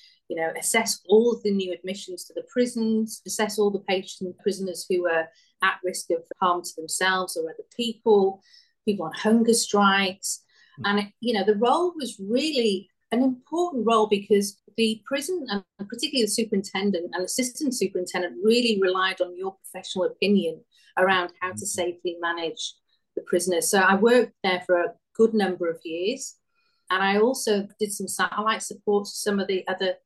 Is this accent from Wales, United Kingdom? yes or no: yes; Wales, United Kingdom; accent: Welsh; moved away; also born or lived in Western Australia; this little Welsh girl